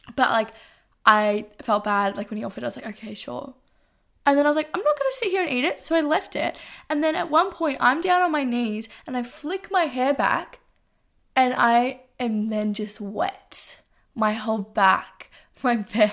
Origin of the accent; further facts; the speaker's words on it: Geelong, Victoria, Australia; I'm from Geelong.